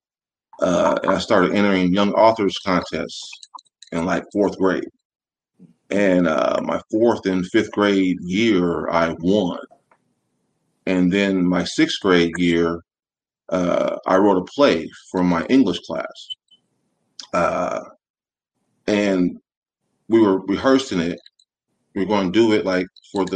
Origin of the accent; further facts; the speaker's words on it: Muncie, Indiana, United States; moved away as an adult; now in Orlando, United States; I'm from the South Side, a little town called Muncie, Indiana, a little college town, about 40, 45 minutes north of Indianapolis